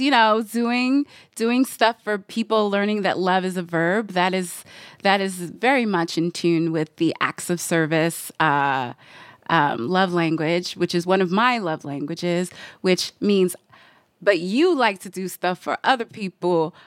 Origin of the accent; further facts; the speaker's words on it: Midwest, United States; I'm from the Midwest, so, like, malls were, like, a huge part of growing up.